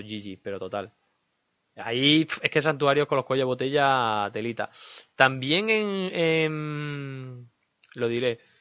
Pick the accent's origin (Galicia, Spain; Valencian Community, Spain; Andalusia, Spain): Andalusia, Spain; todos somos andaluces